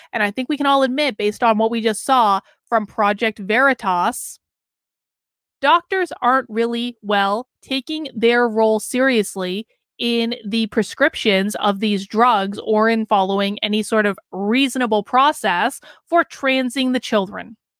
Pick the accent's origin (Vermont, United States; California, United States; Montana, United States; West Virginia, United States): Vermont, United States; my home state of Vermont